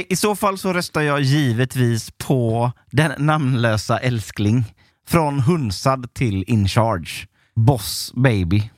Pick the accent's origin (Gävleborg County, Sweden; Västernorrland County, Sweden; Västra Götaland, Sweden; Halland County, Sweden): Halland County, Sweden; Onsala; Jag är ju uppvuxen i Onsala